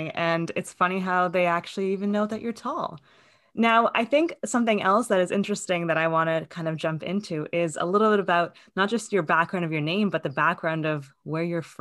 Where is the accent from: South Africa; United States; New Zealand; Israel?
Israel; moved away; I immigrated from Israel, so we're kind of all over the world here.